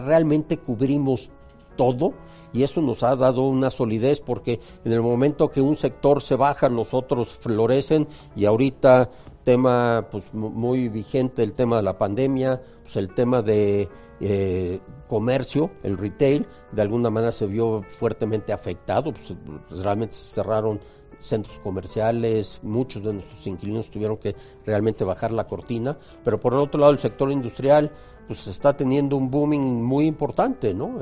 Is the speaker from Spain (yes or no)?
no; Mexico; como cualquier mexicano de mi edad contemporáneo